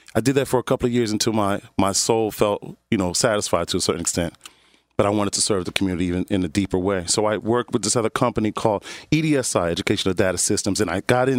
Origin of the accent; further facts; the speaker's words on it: Philadelphia, Pennsylvania, United States; I tell them my story about starting off in North Philadelphia, going to Bethune, you know, the grade school, right? Around Allegheny